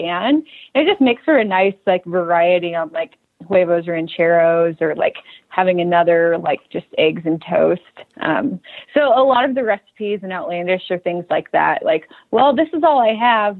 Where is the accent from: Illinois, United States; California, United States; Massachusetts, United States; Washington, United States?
California, United States; Southern; I grew up in Southern California